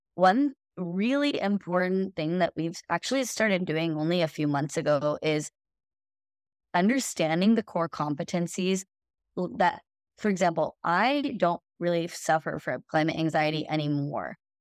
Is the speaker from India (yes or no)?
yes; India; moved away; I'm an Indian woman, and I also immigrated from India